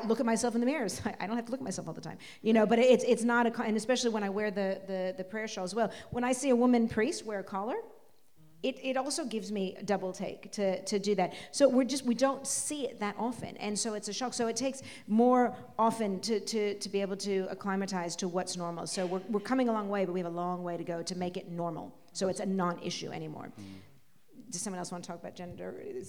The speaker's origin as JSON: {"language": "English", "region": "West Coast", "country": "United States", "said": "And again, I come from America. I come from the West Coast, Hippieville. So, my world is different."}